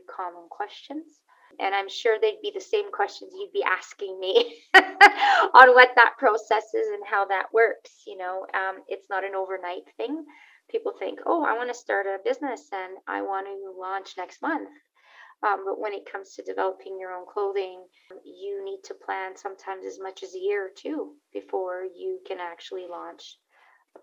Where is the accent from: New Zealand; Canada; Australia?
Canada; Montreal, Quebec; now in Calgary, Canada; I currently live in Calgary, Alberta, in Canada, originally born and raised in Montreal, Quebec, in Canada as well